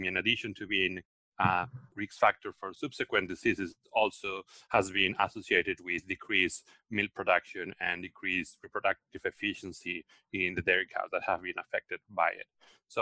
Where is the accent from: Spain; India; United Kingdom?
Spain; moved away as an adult; also born or lived in Australia; now in United States; I'm originally from Spain, where I did my veterinary training and also my PhD